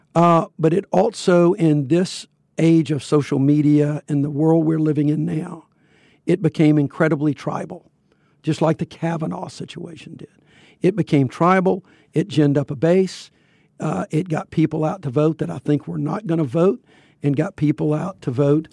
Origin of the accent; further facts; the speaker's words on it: Fairfield, Alabama, United States; I grew up in Fairfield, which was a huge steel mill, uh, making facility